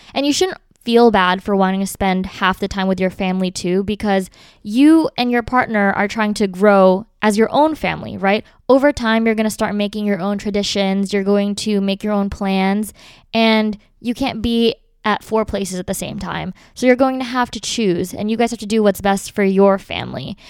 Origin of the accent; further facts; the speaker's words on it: Philadelphia, Pennsylvania, United States; we're all from Philly